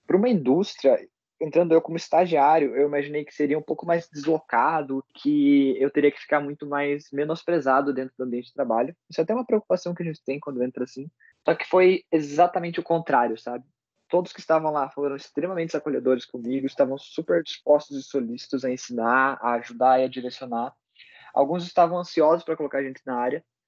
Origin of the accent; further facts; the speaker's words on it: Ponta Grossa, Paraná, Brazil; Como eu sou nascido de Ponta Grossa, criado aqui